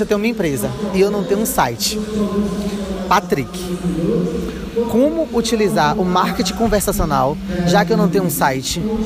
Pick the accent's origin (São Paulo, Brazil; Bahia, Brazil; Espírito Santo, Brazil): Bahia, Brazil; Somos baianos